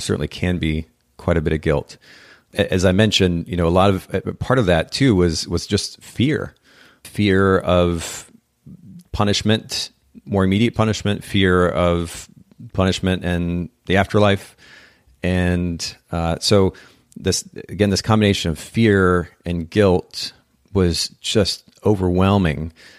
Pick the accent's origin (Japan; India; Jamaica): Japan; now in United States; I grew up in Japan as a missionary's kid and spent about 10 years there.